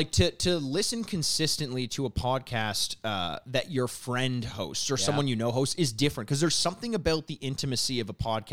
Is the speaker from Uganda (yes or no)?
no; Canada; We're from Canada